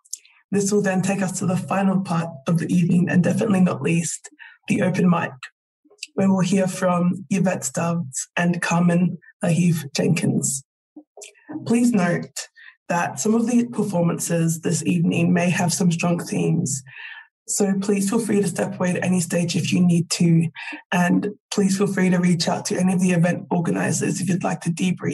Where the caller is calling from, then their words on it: Victoria, Australia; I am calling in from Wurundjeri country